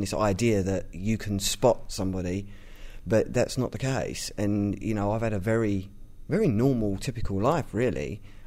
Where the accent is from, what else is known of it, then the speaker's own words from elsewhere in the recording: London, United Kingdom; I'm from East London